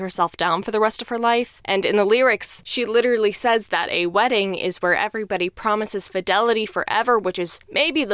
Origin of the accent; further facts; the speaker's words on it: Texas, United States; I am an arts and culture writer and theater critic from Texas. Warning, my accent may pop in and out